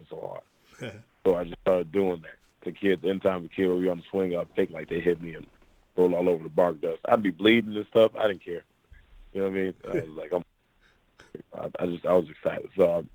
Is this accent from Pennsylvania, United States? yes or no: no; Memphis, Tennessee, United States; also born or lived in Portland, Oregon / Orlando, Florida; I'm from Memphis, Tennessee